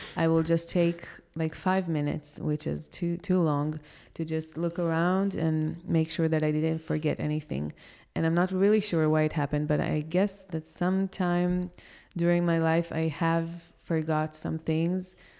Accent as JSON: {"language": "English", "country": "Israel", "tie": "born or raised there", "moved": "as an adult", "lives_now": "Porto, Portugal", "said": "I grew up in such a religious country"}